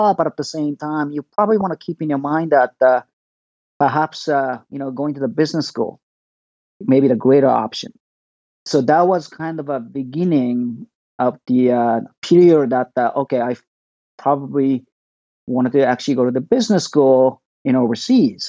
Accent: Tokyo, Japan; I was born and raised in Tokyo.

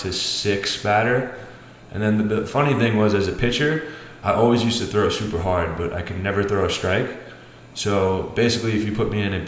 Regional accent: New York City, New York, United States; I'm from Staten Island, New York.

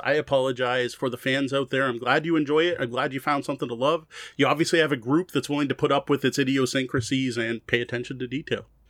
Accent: Windsor, Ontario, Canada; especially going to, uh, schools in Windsor, right? We're both from Windsor

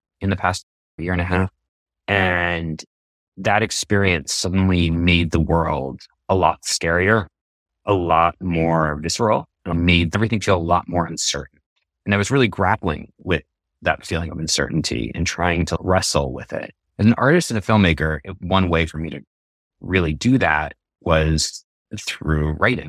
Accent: New York, United States; I'm from New York, outside the city originally

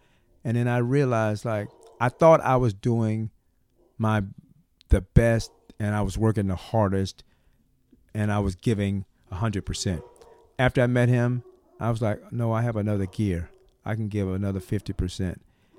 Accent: the South, United States; we're from the South. He's from the South. I'm from the South.

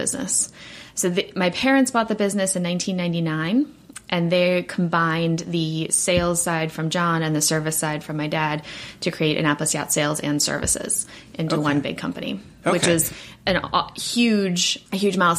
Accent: South Africa; moved away; we're originally from South Africa, my family

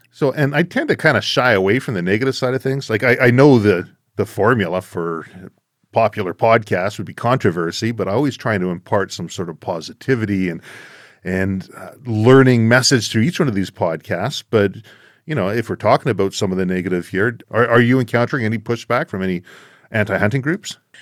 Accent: Canada; Being a Canadian

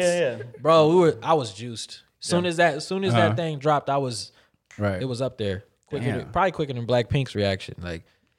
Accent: Northern California, United States; I'm from Northern California.

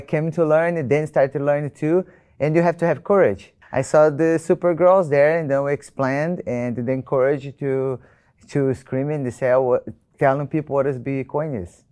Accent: Brazil; I'm from Brazil.

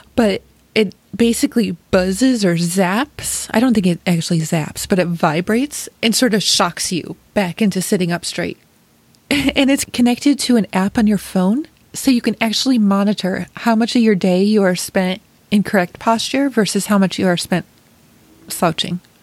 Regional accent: Rochester, New York, United States; moved away as an adult; also born or lived in Chicago; I was also born and raised in Rochester, New York.

